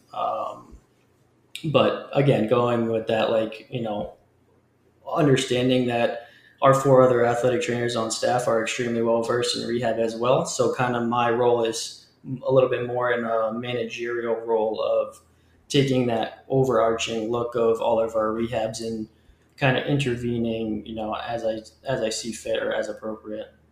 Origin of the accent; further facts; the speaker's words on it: Leominster, Massachusetts, United States; I grew up just outside of Boston um, in a smaller city, Leominster, Massachusetts